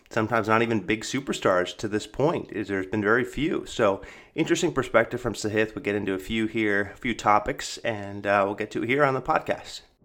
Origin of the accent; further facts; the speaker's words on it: Sacramento, California, United States; I'm from Sacramento, California